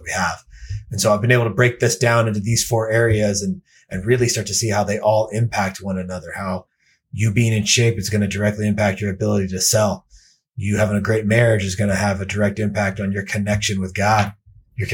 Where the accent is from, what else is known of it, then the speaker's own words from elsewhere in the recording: Denver, Colorado, United States; I'm from Denver, Colorado. I've been out here since 1996